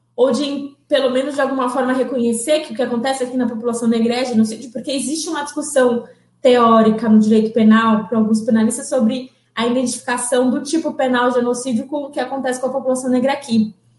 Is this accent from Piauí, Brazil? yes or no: no; São Paulo, Brazil; Nasci dia 13 de novembro de 1993 em São Paulo. É, eu sou da Zona Leste de São Paulo